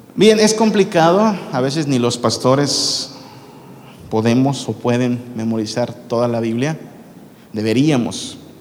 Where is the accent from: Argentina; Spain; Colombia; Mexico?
Mexico; northern Mexico; moved away; como buen norteño